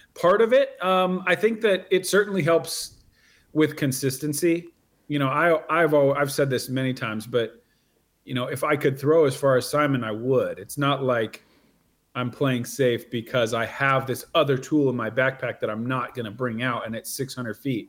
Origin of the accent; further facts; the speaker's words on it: near Salem, Oregon, United States; also born or lived in East Coast, United States; I'm from near Salem. Yeah, yeah. my hometown is uh, about 45 minutes drive from where I live now